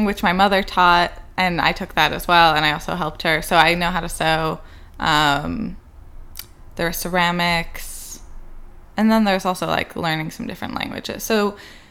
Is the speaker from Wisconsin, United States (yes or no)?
no; Chicago, Illinois, United States; now in Providence, United States; I grew up in the Lubavitch community in Chicago, West Rogers Park